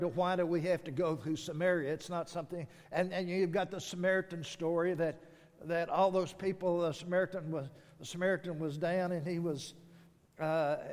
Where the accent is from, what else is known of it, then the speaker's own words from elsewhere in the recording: Texas, United States; as a Texan, you're either a Longhorn or you're an Aggie